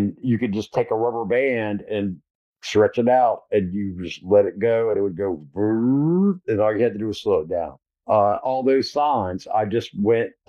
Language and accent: English; Blue Ridge Mountains, Appalachia, United States; I grew up in the Blue Ridge Mountains